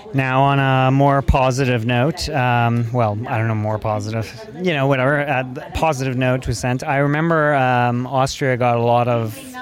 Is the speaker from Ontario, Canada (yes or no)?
no; Montreal, Quebec, Canada; I grew up and lived in Montreal for 23 years